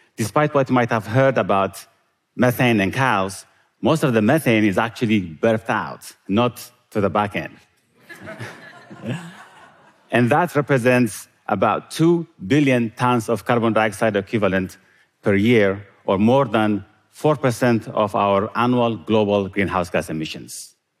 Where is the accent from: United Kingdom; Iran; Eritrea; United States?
Eritrea; Growing up in Eritrea, I loved milk and meat when we could get it, which wasn't often